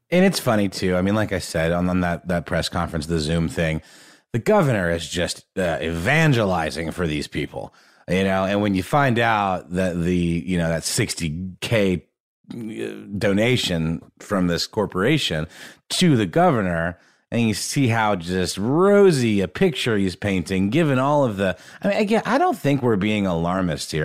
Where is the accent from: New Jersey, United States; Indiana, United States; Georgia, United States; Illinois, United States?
Georgia, United States; Augusta; the Augusta National in Augusta, Georgia, for example, which is where I grew up